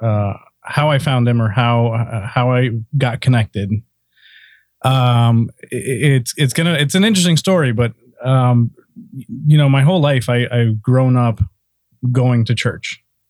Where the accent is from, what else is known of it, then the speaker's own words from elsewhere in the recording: South Florida, United States; now in Orlando, United States; I grew up in South Florida, came to Orlando